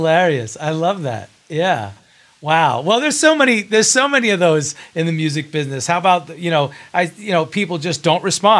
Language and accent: English; New York City, New York, United States; as a New Yorker